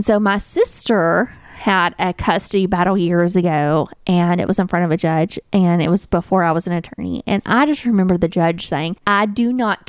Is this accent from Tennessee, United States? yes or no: yes; little town in Tennessee, United States; And in my hometown, it's just a different life.